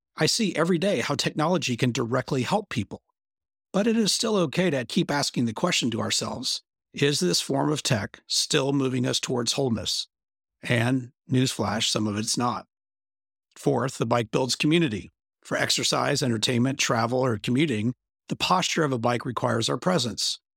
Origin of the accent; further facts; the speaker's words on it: Bentonville, Arkansas, United States; my hometown